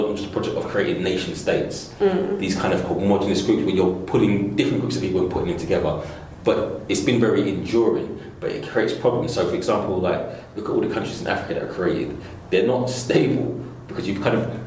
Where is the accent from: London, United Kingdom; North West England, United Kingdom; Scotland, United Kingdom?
London, United Kingdom; I'm not from the West Indies. I'm not born there. I'm from East London.